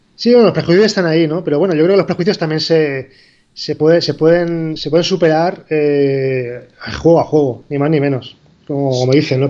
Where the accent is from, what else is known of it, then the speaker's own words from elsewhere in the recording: Spain; moved away as an adult; somos de aquí. Bueno, somos un equipo español.